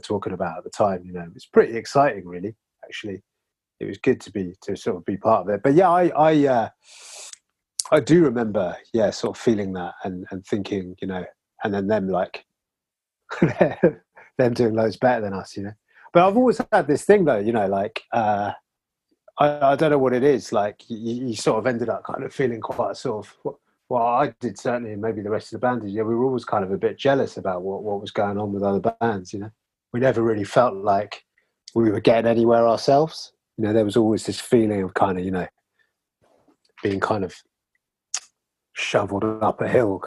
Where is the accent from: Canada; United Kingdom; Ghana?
United Kingdom; London; moved away as an adult; also born or lived in Brighton; I was always from London, and I lived in Brighton for 10 years.